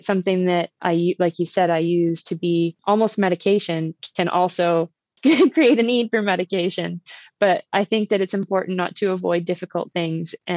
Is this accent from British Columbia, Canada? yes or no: no; Uxbridge, Ontario, Canada; where I grew up in Uxbridge, my parents' house is 7 kilometers from like the biggest trailhead north of Toronto.